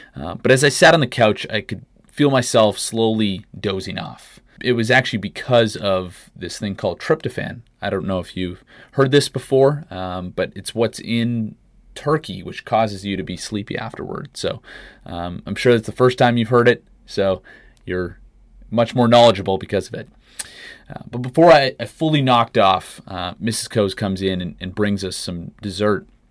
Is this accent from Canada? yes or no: yes; Canada; moved away as an adult; now in United States; Growing up in Canada